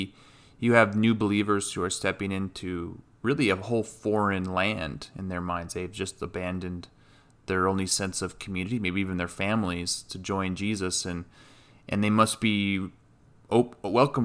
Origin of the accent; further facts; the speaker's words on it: Moab, Utah, United States; moved away; our childhood with Dad and communion when we grew up in Moab